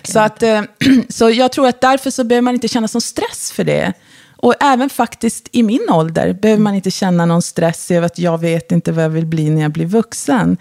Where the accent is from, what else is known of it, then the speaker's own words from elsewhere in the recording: Luleå, Norrbotten County, Sweden; also born or lived in Porjus; now in Stockholm, Sweden; jag är uppfödd och uppvuxen i Luleå